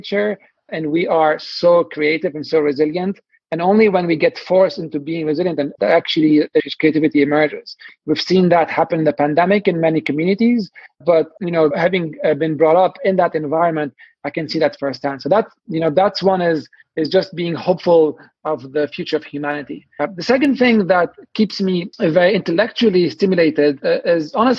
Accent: Lebanon; moved away as an adult; now in Boston, United States; I'm from Lebanon originally. I grew up in the 80s and 90s and where there was civil wars

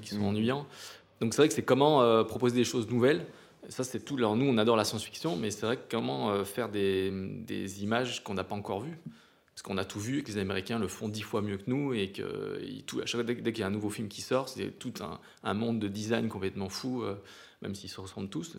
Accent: Provence-Alpes-Côte d'Azur, France; on vient des montagnes

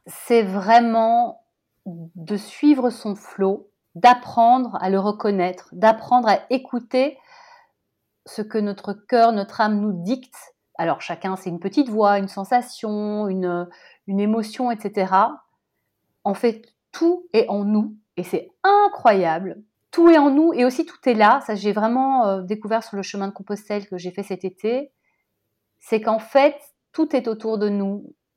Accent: Brussels, Brussels-Capital Region, Belgium; j'ai grandi à Bruxelles

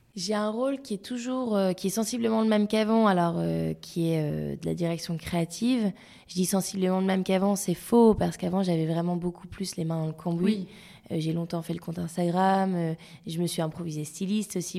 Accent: Lille, Hauts-de-France, France; now in Paris, France; je suis lilloise d'origine

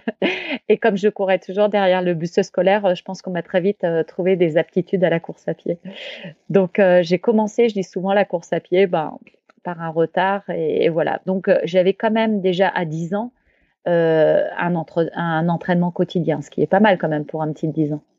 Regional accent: Champagne-Ardenne, near Reims, Grand Est, France; also born or lived in Grenoble; je suis née à Grenoble, moi, mais très vite, nous sommes revenus en Champagne-Ardenne, où j'ai fait toute mon enfance, près de Reims

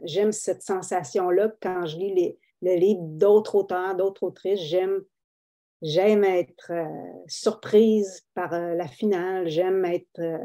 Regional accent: Abitibi, Quebec, Canada; moi, je viens de l'Abitibi, je ne viens pas de Saint-Henri

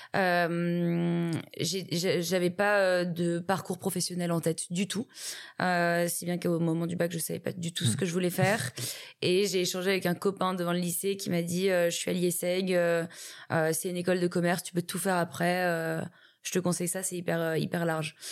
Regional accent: Paris, Île-de-France, France; je suis née et j'ai grandi à Paris

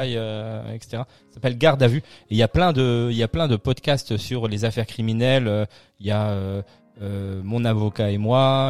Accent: Strasbourg, Grand Est, France; nous on est on est de Strasbourg

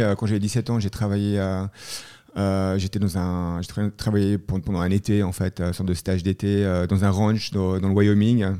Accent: Leysin, Vaud, Switzerland; also born or lived in Montreux / Boston / Boulder, Colorado; je suis né en Suisse, hein, et, euh, donc, euh, je suis né à Montreux et j'ai habité à Lezat.

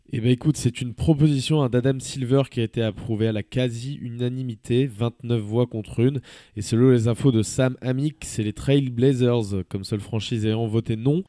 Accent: Switzerland; chez nous en Suisse

